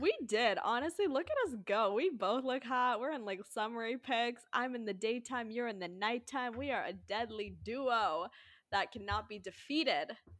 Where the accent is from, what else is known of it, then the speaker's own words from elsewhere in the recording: United States; I'm American